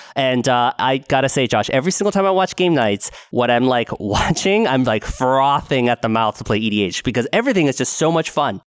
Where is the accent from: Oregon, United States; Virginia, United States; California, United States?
Oregon, United States; West Linn; moved away; also born or lived in Honolulu, Hawaii; I grew up in West Lynn